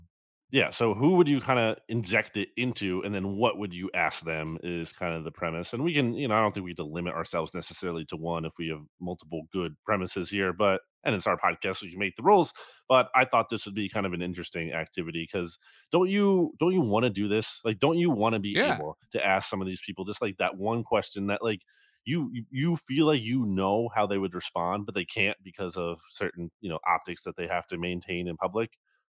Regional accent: New Jersey, United States; That's the college mascot for the team of the town I grew up in New Jersey.

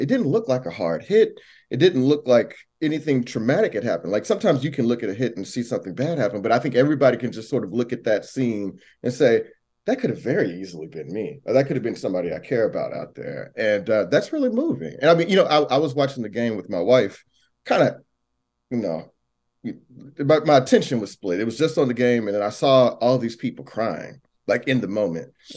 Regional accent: Missouri City, Texas, United States; from Missouri City

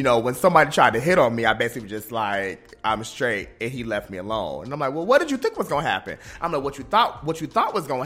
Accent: United States; also born or lived in North Carolina / Ohio; now in Washington, D.C., United States; I grew up in Ohio and in North Carolina

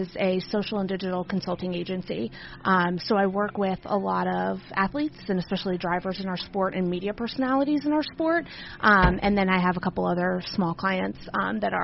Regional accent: right outside of Philadelphia, Pennsylvania, United States; also born or lived in Virginia; I grew up right outside of Philadelphia.

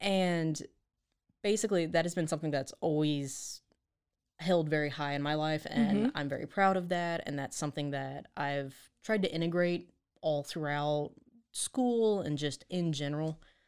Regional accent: Texas, United States; I'm not a Waco native, but I'm definitely a Texan through and through.

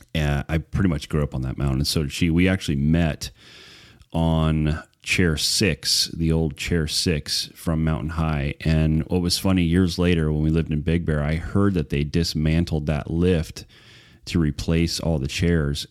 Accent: Wrightwood, California, United States; also born or lived in Prescott, Arizona / Pinon Hills, California / Phelan, California; I grew up in Wrightwood and the foothills on the north side of Wrightwood, Pinyon Hills, it was called, um, almost my entire life until I was married

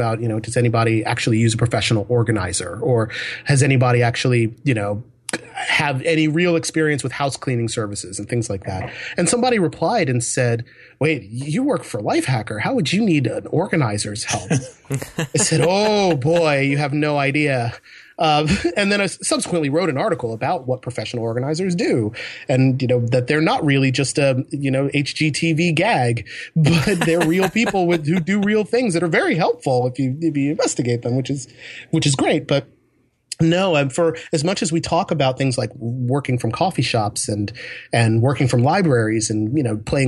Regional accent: Hawaii, United States; born there; I was a military brat when I was a kid, so I was born in Hawaii of all places, and not that I remember very much from it.

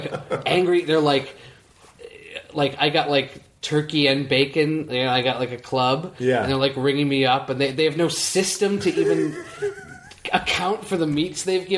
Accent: New York City, New York, United States; it's nice to grow up in Manhattan, but it was a really small apartment

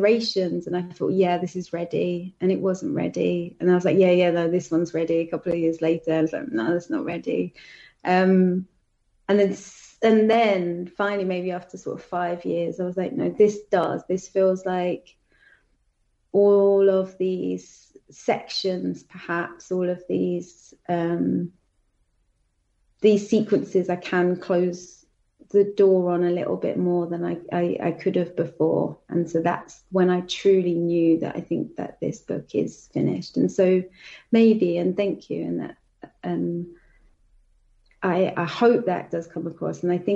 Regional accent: London, United Kingdom; I'm from Southeast London. That's just not the way that I speak

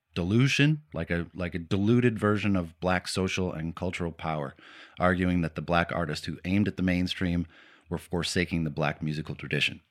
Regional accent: Warren, Michigan, United States; I was born personally in Warren, Michigan

